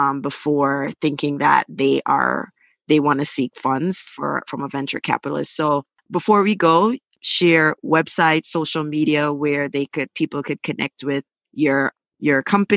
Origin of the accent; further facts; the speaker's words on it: Montego Bay, Saint James, Jamaica; I am from Mobe, and built my website.